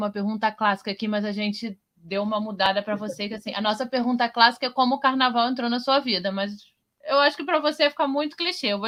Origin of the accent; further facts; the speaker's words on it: Rio de Janeiro, Brazil; Eu, como uma pessoa praticamente nascida e criada em Vila Isabel, né?